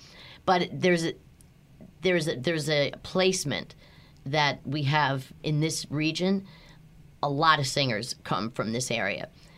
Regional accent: Philadelphia, Pennsylvania, United States; accent: Philadelphia; I had to work hard to get rid of my thick Philadelphia accent.

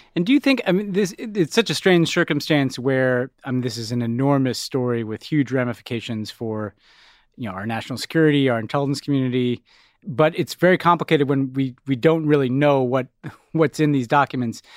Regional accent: United States; being an American

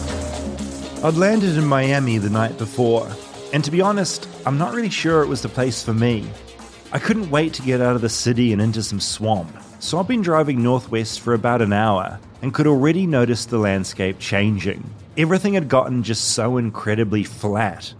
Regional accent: New Zealand; now in Los Angeles, United States; I'm a foreigner. I'm from New Zealand

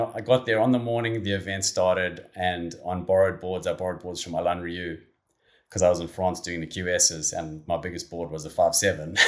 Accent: Durban, KwaZulu-Natal, South Africa; growing up in, in and around Durban

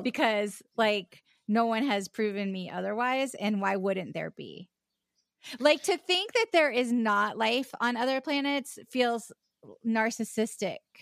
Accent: Charleston, South Carolina, United States; also born or lived in West Virginia; I was born in West Virginia, but I grew up in South Carolina, um, o, on the, uh, uh, in Charleston

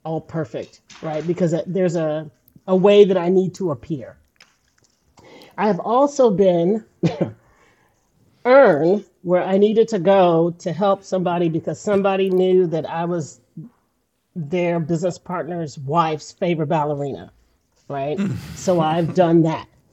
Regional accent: Houston, Texas, United States; I'm a native Houstonian.

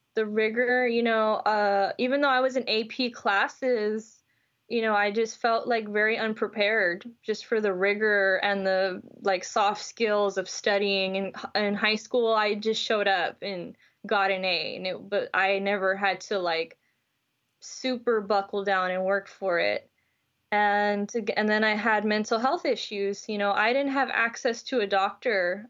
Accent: Houston, Texas, United States; I'm from Houston, Texas, and I grew up, you know, culturally as a Latina

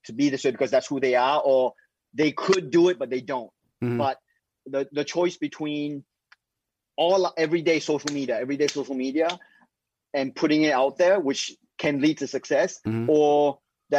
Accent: Singapore; now in United States; So in Singapore, I was growing up in Singapore

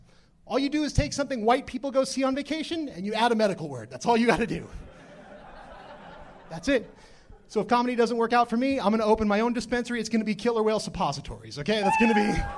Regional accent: California, United States; Orange County.

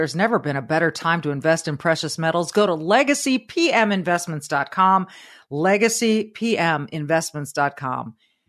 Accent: Southern California, United States; growing up in Southern California, my dad always had talk radio on, always.

